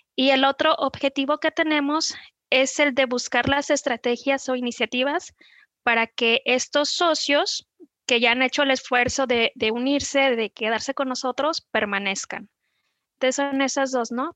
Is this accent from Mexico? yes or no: yes; Guadalajara, Jalisco, Mexico; also born or lived in Zapopan; vivo en Zapopan, nací en Guadalajara